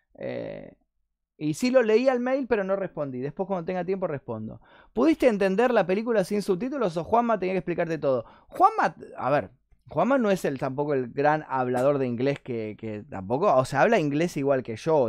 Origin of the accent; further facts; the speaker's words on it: Argentina; soy argentino.